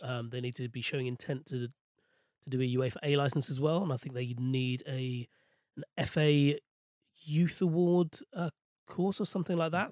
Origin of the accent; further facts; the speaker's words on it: London, United Kingdom; I was born and raised in West London